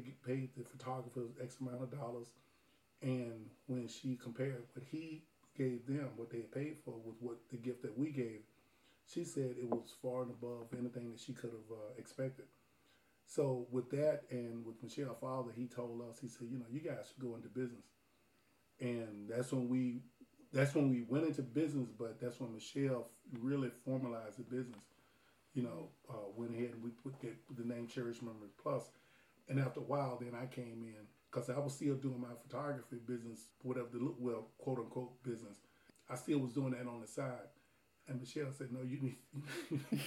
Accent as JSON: {"language": "English", "region": "Alabama", "country": "United States", "tie": "born or raised there", "said": "I grew up in Alabama"}